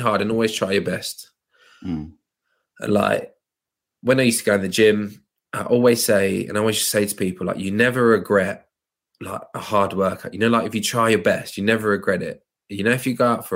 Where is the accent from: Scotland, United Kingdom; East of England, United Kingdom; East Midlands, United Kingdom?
East of England, United Kingdom; Luton; I grew up in Luton, very diverse, multicultural area